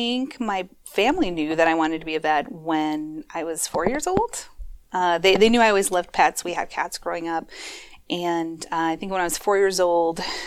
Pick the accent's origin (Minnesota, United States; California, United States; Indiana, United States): Minnesota, United States; Minneapolis; moved away as an adult; also born or lived in Eau Claire, Wisconsin; I am a Minnesota native. I grew up in the Twin Cities, grew up in Northeast Minneapolis